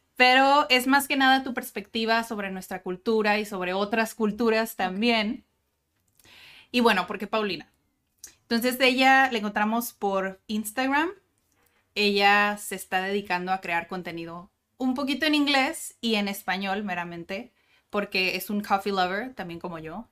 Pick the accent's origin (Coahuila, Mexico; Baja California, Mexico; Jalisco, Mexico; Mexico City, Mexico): Baja California, Mexico; Tijuana; yo soy de Tijuana y nací en Tijuana y toda mi vida he estado en Tijuana